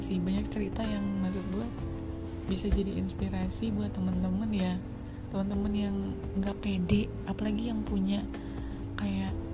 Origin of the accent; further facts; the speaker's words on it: West Java, Indonesia; karena gue Sunda di Sunda tuh seperti apa gitu kan